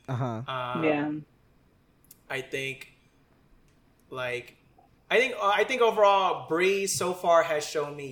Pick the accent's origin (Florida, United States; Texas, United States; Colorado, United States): Florida, United States; Tampa; growing up in Tampa